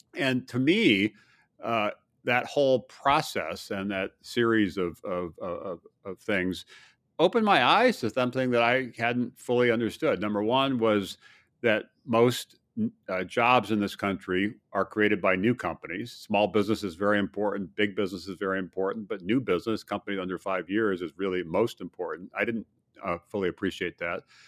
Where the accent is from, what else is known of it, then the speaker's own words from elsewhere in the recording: Hawaii, United States; also born or lived in Midwest; now in Virginia, United States; I did grow up in, in Hawaii